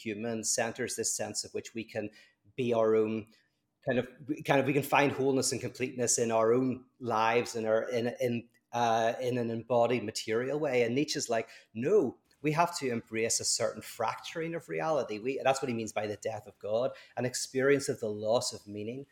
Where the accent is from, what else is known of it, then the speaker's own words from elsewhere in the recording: Ireland; I'm Irish